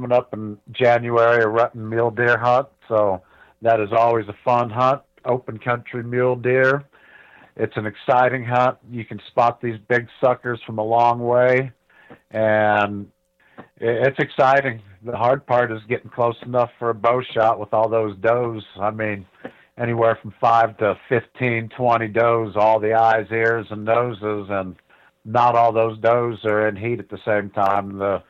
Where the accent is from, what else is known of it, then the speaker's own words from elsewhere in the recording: Ohio, United States; I grew up in Ohio.